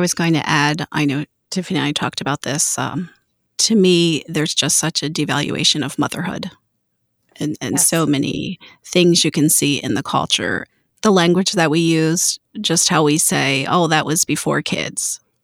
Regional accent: Baltimore, Maryland, United States; moved away as an adult; now in Missouri, United States; I was born and raised in Baltimore

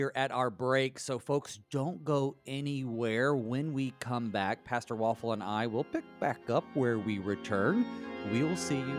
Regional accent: the South, United States; I'm from the South

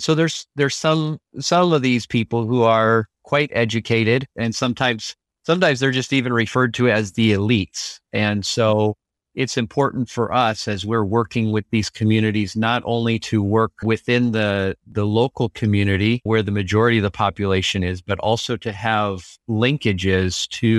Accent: Liberia; moved away as an adult; now in United States; I say returned. I was born and raised in Liberia. So coming to the United States for college was actually kind of like going to a new country.

